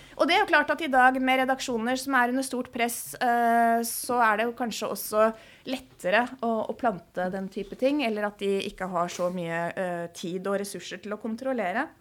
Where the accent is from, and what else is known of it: Norway